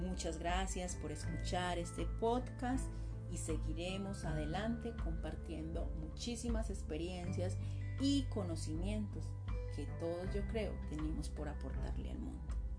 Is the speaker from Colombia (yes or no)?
yes; Colombia; soy una mujer colombiana